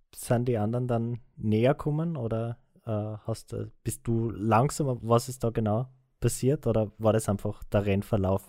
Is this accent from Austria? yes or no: yes; Austria; als Österreicher